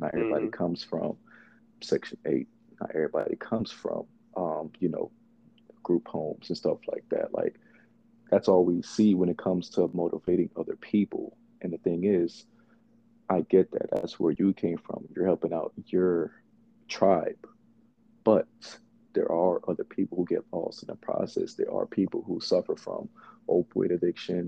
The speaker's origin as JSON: {"language": "English", "town": "Lithonia", "region": "Georgia", "country": "United States", "tie": "born or raised there", "also_born_or_lived": "Bronx, New York", "said": "before I moved to Atlanta, by the, you know, grace of my parents, I grew up in the Bronx for a brief period of my lifestyle"}